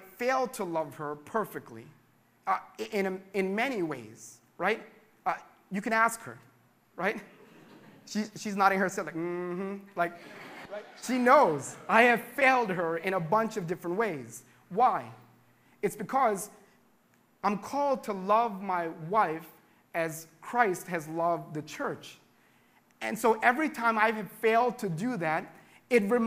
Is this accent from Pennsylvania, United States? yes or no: yes; Philadelphia, Pennsylvania, United States; we're from Philadelphia